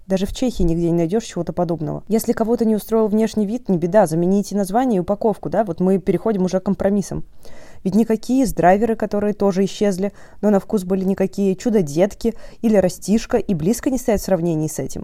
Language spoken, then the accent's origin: Russian; Omsk, Omsk Oblast, Russia; всё своё детство провела в Омске